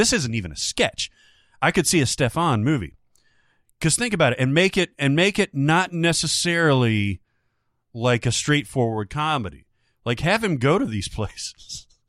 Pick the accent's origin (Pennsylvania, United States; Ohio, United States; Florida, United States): Florida, United States; Miami; It's probably the most honest representation of my hometown. This person's from Miami that I've ever seen.